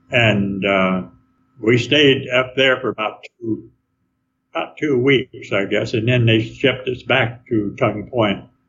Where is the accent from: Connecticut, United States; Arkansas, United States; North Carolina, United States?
Arkansas, United States; also born or lived in Stockton, California / Sacramento, California / Oregon; now in Lodi, United States; that's where I was born in Arkansas